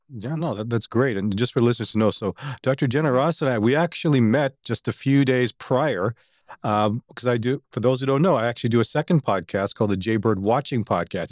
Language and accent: English; Toronto, Ontario, Canada; since I'm from Toronto